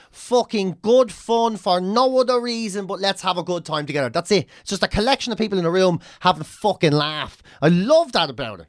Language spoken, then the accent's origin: English; Ireland; ourselves as Irish people